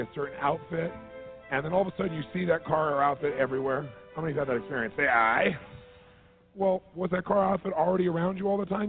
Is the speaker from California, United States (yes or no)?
yes; Southern California, United States; I'm from Southern California.